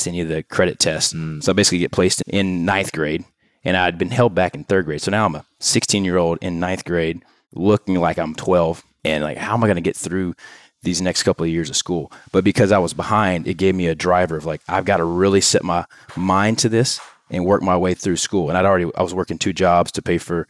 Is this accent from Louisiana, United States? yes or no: yes; Louisiana, United States; moved away as an adult; also born or lived in Tennessee; now in Houston, United States; we moved to Louisiana at a young age, grew up in a trailer home and five kids